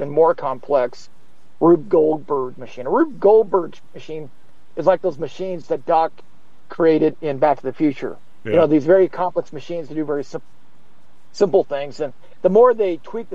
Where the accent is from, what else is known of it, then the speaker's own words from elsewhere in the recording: the West, United States; I'm from the West where we have dams.